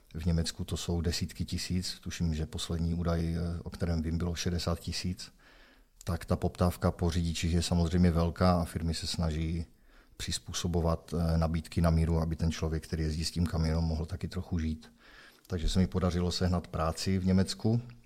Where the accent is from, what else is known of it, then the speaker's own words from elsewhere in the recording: Opava, Moravian-Silesian Region, Czechia; našel jsem si zaměstnavatele tady u nás v Opavě